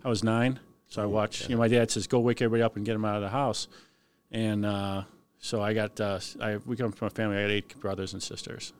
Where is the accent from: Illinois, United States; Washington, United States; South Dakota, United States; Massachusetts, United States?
Illinois, United States; Cicero; I'm born and raised in Cicero